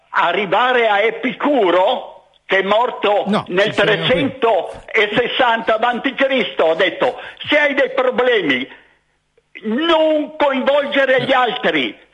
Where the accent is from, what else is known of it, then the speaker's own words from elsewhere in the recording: Libya; born there; io sono nato in Libia da genitori friulani doc